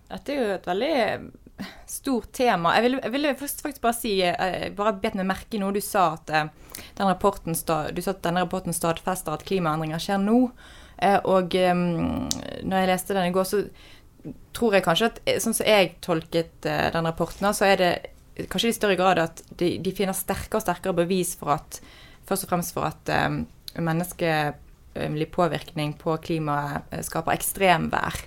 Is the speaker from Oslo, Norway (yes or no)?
no; Bergen, Vestland, Norway; moved away as an adult; Jeg er jo fra Bergen, eh, også kjent som verdens vakreste by. Og jeg fra Fyllingsdalen, veldig feteste bydelen i Bergen